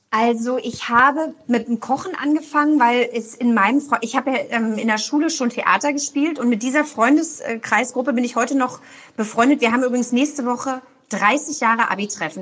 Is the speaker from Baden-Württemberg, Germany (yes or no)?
no; Berlin, Germany; moved away as an adult; now in Cologne, Germany; Ich bin ja Berlinerin und wohne in Köln und arbeite in Berlin